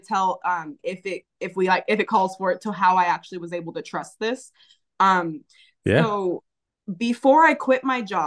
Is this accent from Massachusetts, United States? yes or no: no; California, United States; I was from California